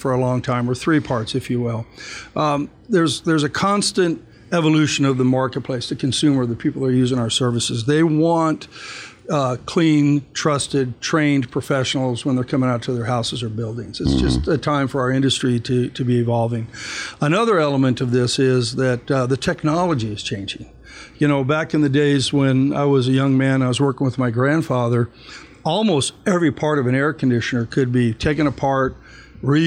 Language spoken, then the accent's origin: English; Tucson, Arizona, United States; when I was a kid, growing up in Tucson, we would walk through the desert